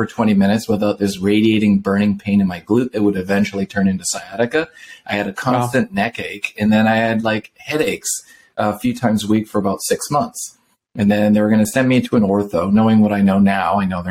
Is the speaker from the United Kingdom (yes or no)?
no; Canada; now in La Quinta, United States; I grew up in the Northwest, actually in Canada